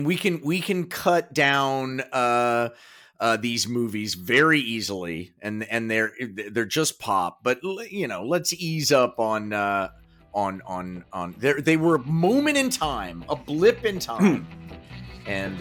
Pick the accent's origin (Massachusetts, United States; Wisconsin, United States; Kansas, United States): Kansas, United States; moved away; we grew up in Kansas